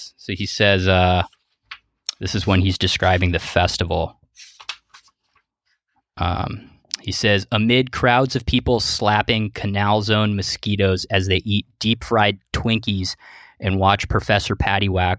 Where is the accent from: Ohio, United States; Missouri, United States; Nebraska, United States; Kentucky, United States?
Ohio, United States; moved away; I'm from Ohio originally